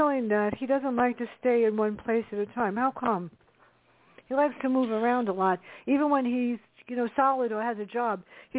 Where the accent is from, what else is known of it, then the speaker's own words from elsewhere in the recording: New York City, New York, United States; I grew up in the South Bronx.